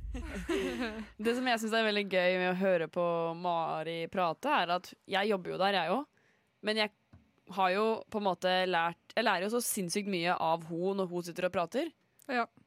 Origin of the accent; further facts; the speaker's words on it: Ulefoss, Telemark, Norway; jeg er jo fra Ulefoss